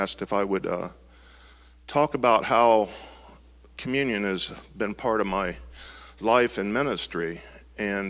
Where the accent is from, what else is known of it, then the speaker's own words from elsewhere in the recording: Marysville, Ohio, United States; I grew up here in Marysville, you know, graduated high school and all that. So this is basically my hometown